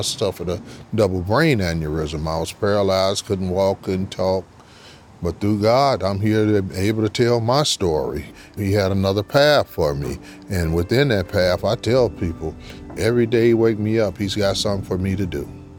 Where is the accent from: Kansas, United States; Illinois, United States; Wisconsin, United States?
Illinois, United States; Chicago; moved away as an adult; now in Georgia, United States; Actually, I'm from Chicago. I've been in Georgia for 26 years now.